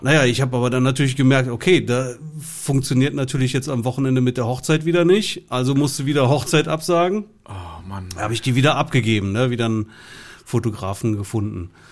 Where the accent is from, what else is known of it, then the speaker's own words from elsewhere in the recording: southwest Germany, Germany; bei uns im Süden